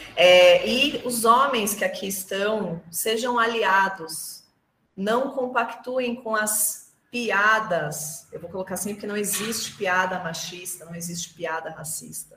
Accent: Brazil; sou brasileira

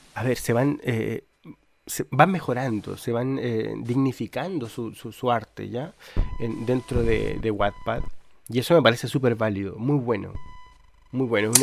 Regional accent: Chile; yo soy eh, de Chile

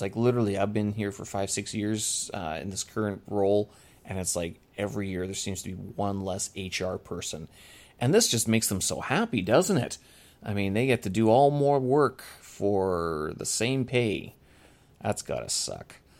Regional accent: Winnipeg, Manitoba, Canada; moved away; my hometown, Winnipeg

